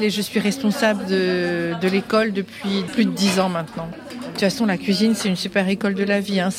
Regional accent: Turkey; French is a second language; Oui, je suis turque, donc je euh, je suis pas vraiment euh

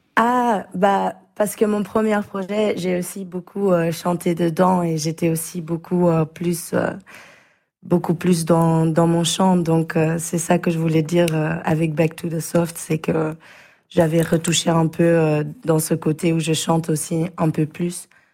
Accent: Belgium; on est belge

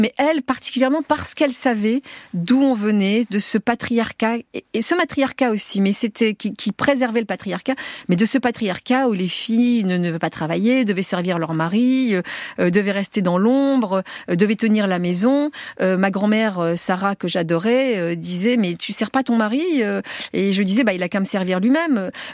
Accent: Tunisia; also born or lived in Paris; now in France; on est les Français de Tunisie

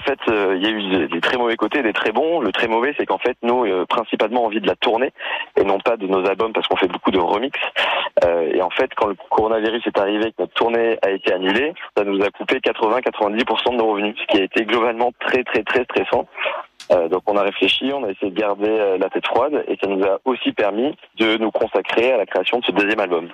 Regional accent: Nice, Provence-Alpes-Côte d'Azur, France; moved away; je viens de Nice, je suis né à Nice

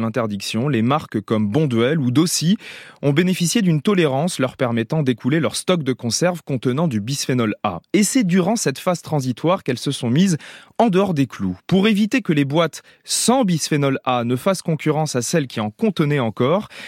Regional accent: France; chez nous en France

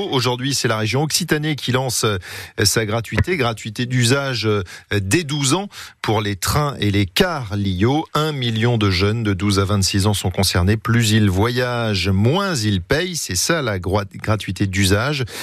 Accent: Luxembourg; Moi je viens de Luxembourg.

